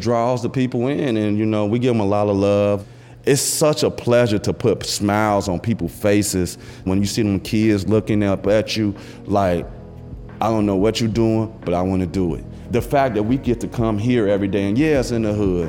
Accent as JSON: {"language": "English", "town": "Chicago", "region": "Illinois", "country": "United States", "tie": "born or raised there", "said": "I grew up in West Garfield Park area"}